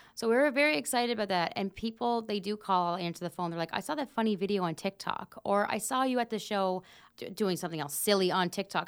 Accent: Pictou County, Nova Scotia, Canada; I'm from Pictou County myself.

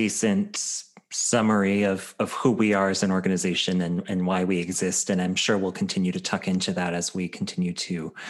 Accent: Chicago, Illinois, United States; moved away; also born or lived in Southeast Michigan; I was born and raised in Chicago, and we lived in, you know, Chicago suburbs for a while, and then moved to a farm in Southeast Michigan.

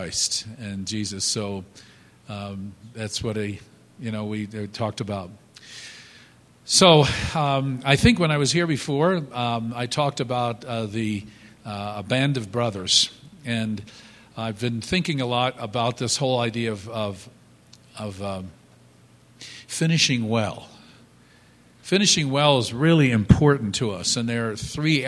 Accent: United States; moved away; we grew up just outside of New York City

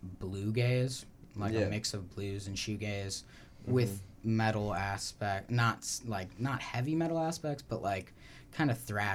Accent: Wisconsin, United States; now in Oregon, United States; I'm from Wisconsin.

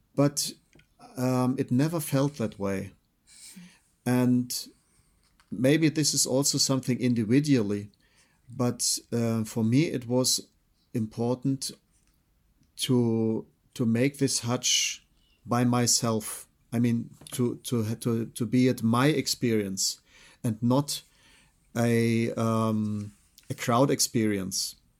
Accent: Freiburg, Baden-Württemberg, Germany; I was born in Freiburg. I'm German origin.

